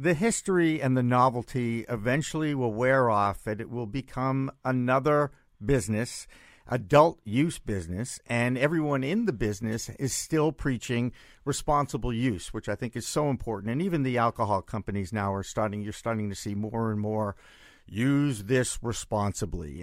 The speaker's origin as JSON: {"language": "English", "region": "Massachusetts", "country": "United States", "tie": "born or raised there", "said": "in my home state"}